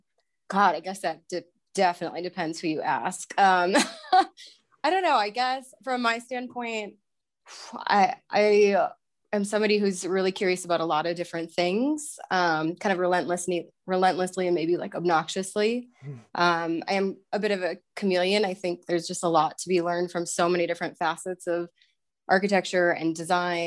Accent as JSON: {"language": "English", "town": "Verona", "region": "Wisconsin", "country": "United States", "tie": "born or raised there", "also_born_or_lived": "New York", "moved": "as an adult", "lives_now": "Colorado, United States", "said": "I grew up in Verona, Wisconsin, right outside of Madison"}